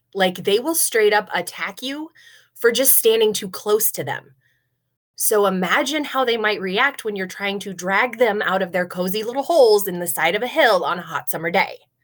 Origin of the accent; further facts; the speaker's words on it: Nebraska, United States; I grew up here in Nebraska